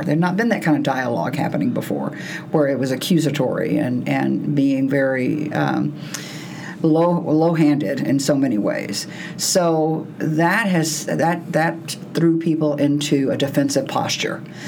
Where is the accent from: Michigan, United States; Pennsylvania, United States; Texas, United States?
Texas, United States; moved away; I grew up, I'm from Texas